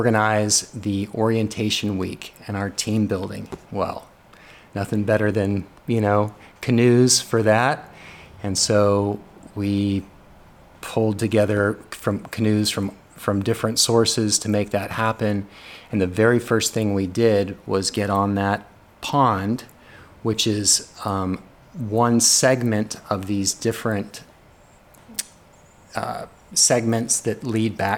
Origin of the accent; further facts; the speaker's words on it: Los Angeles, California, United States; now in Shreveport, United States; I grew up in Los Angeles, and I grew up less than a mile away from what we called the LA Wash